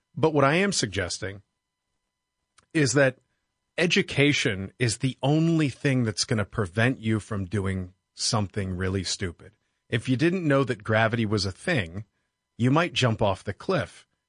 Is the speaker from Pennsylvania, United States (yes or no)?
yes; Pittsburgh, Pennsylvania, United States; I grew up in Pittsburgh, Pennsylvania